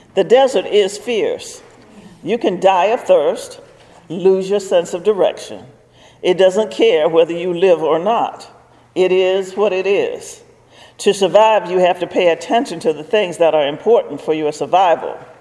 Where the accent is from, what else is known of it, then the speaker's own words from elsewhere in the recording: Virginia, United States; I was from Virginia